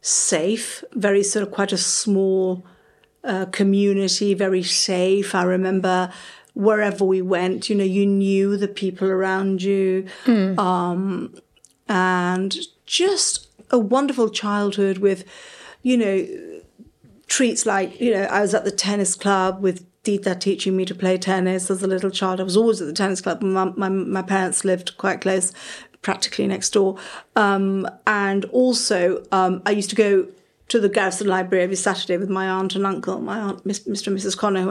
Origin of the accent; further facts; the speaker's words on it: Sandy Bay, South West England, United Kingdom; we spent all summers on the beach at Sandy Bay, which is like our beach. So we're from Sandy Bay.